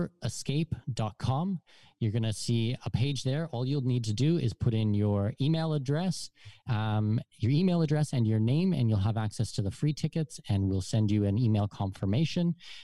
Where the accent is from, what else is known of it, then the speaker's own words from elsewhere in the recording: Southwestern Ontario, Canada; moved away as an adult; also born or lived in Germany / Abu Dhabi; now in Panama; I'm from Southwestern Ontario.